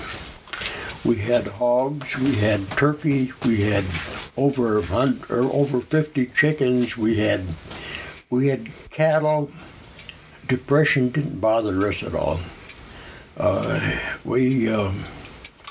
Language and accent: English; Bruce, Wisconsin, United States; also born or lived in North Dakota / Ladysmith, Wisconsin; we moved to Bruce, the Beebe farm